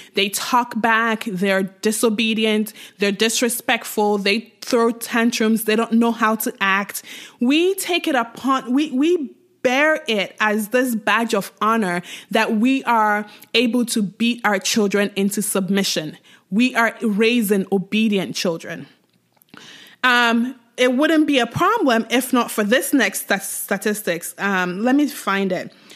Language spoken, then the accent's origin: English; Ghana; I grew up in Ghana, uh, to a Nigerian mom